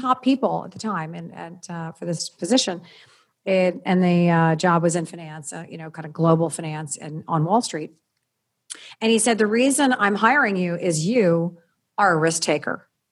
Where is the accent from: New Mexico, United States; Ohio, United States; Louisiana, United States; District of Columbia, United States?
District of Columbia, United States; Washington; also born or lived in Maryland; I grew up in the Washington, D C area